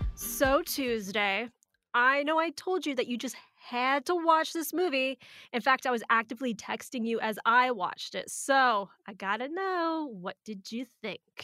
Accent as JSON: {"language": "English", "region": "Arizona", "country": "United States", "said": "we're from Arizona"}